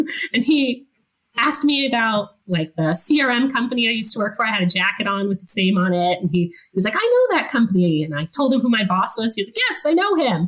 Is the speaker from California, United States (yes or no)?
yes; Fresno, California, United States; moved away as an adult; also born or lived in Davis, California / Utah / Germany; I'm from California, but I'm from Fresno, which is in the Central Valley